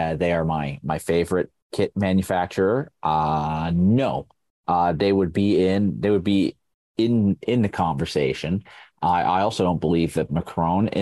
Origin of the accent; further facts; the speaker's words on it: Sheffield, Yorkshire and the Humber, United Kingdom; my hometown club of Sheffield United